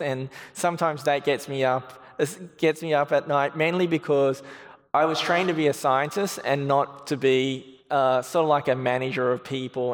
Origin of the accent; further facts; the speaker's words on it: Australia; moved away as an adult; now in United States; I see myself more as an Australian.